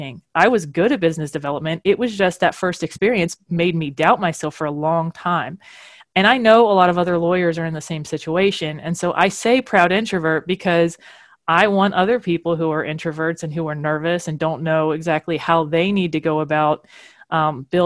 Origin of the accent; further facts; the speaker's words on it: Kentucky, United States; moved away; also born or lived in Louisville; I'm from Kentucky